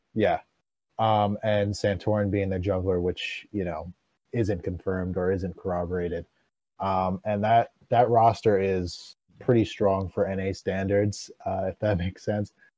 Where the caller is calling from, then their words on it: Jersey Shore, New Jersey, United States; I'm calling from the Jersey Shore